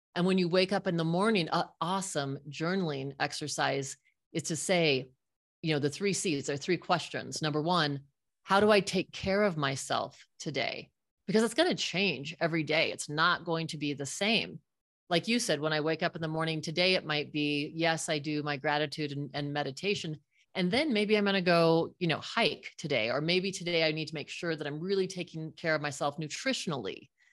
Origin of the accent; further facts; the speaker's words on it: Fort Collins, Colorado, United States; I grew up in Fort Collins, Colorado with my little friends